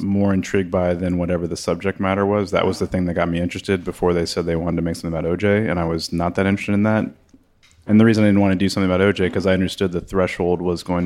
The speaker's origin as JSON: {"language": "English", "region": "Northeast", "country": "United States", "tie": "born or raised there", "said": "this cultural thing that, you know, we grew up with in the Northeast"}